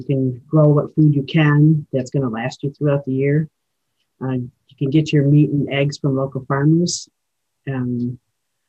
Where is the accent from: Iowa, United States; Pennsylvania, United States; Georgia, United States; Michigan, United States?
Michigan, United States; Rosebush; I'm from Rosebush, Michigan, and I am of the Eagle Clan, and I'm an Ojibwe woman